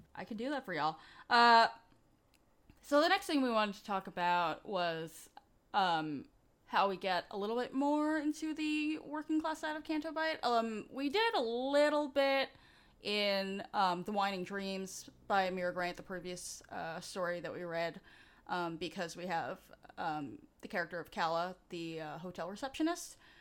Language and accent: English; New York City, New York, United States; I grew up in New York City